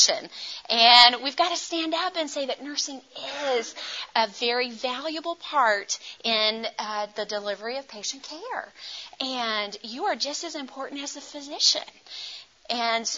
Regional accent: United States; also born or lived in India; I'm from the U.S.

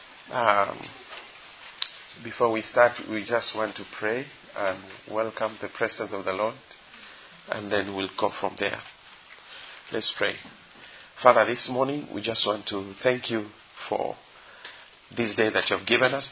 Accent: Kenya; I'm from Kenya

